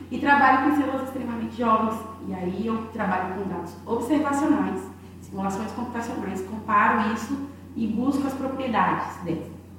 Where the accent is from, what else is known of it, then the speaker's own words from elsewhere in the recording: Bahia, Brazil; also born or lived in Rio Grande do Norte / Porto Alegre; now in Uruguaiana, Brazil; Não é porque eu sou baiana